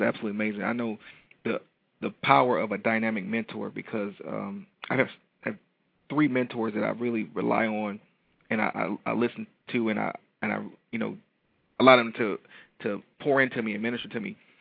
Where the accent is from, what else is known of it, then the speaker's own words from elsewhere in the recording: Detroit, Michigan, United States; I'm from Detroit. You know Detroit people are a little little flashy